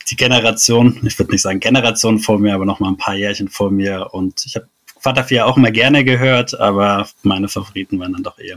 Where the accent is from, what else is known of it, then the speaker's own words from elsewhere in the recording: Stuttgart, Baden-Württemberg, Germany; Davor war mir das als Stuttgarter gar nicht so bewusst, dass es da einen ziemlichen Schwabenhass ähm, in Baden gibt.